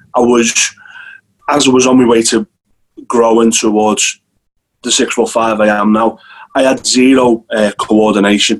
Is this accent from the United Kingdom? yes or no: yes; Hightown, North West England, United Kingdom; accent: Scouse; moved away as an adult; also born or lived in Crosby; now in Isle of Man; I was born in a place called Crosby, and then we moved a little bit up the road to a place called Hightown, which is about halfway between Liverpool and Southport